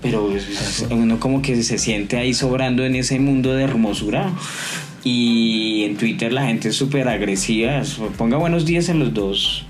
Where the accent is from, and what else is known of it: Colombia